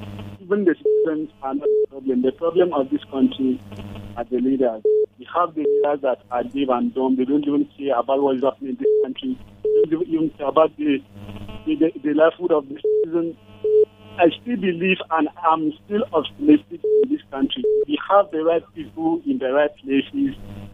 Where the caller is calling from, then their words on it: Aba, Abia, Nigeria; I'm calling from Abba.